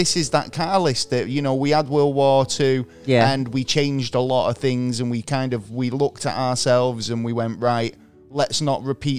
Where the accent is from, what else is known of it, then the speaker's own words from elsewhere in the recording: Manchester, North West England, United Kingdom; I'm Mancunian